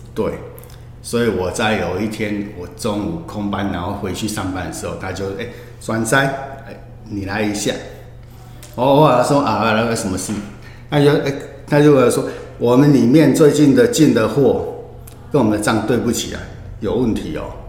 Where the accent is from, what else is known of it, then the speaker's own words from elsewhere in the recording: Hemei, Changhua County, Taiwan; 我们这个家乡的地方